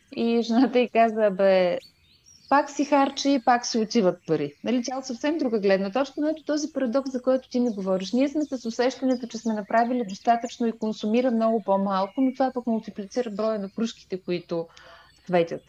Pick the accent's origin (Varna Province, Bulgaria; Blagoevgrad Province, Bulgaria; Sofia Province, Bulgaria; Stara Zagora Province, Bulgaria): Stara Zagora Province, Bulgaria; Stara Zagora; аз съм от Стара Загора